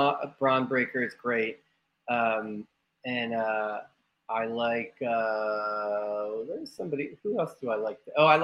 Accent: Bucks County, Pennsylvania, United States; I'm a kid from Bucks County

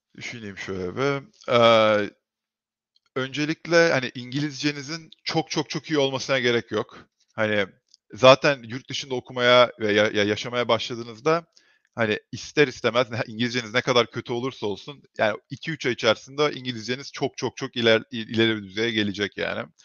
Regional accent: Turkey; moved away as an adult; now in United States; Türkiye'de büyüdüm

